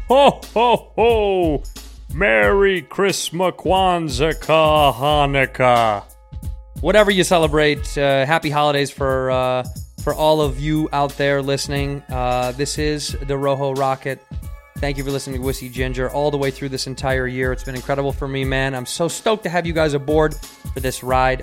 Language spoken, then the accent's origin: English; Chicago, Illinois, United States; now in Los Angeles, United States; I grew up in Chicago